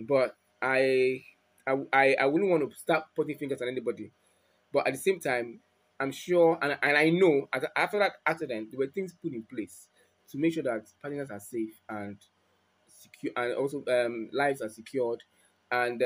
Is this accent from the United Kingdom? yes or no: no; Nigeria; I'm a Nigerian